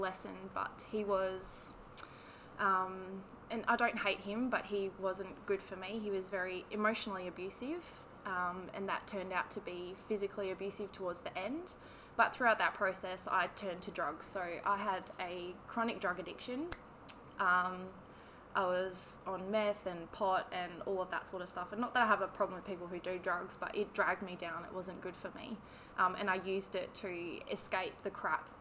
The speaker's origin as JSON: {"language": "English", "town": "Perth", "region": "Western Australia", "country": "Australia", "tie": "born or raised there", "also_born_or_lived": "Armadale, Western Australia", "said": "I was born in Bentley, so Perth girl, born and bred."}